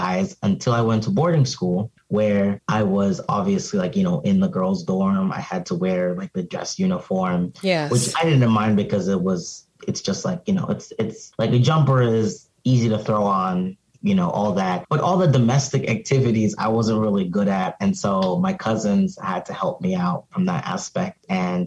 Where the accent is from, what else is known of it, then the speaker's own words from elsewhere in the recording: Arizona, United States; also born or lived in Cameroon / Pennsylvania; now in Philadelphia, United States; growing up in Arizona, it's very hot outside.